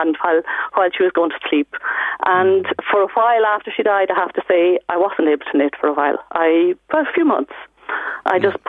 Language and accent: English; Ireland; born or raised there; moved away as an adult; also born or lived in Cork; now in Germany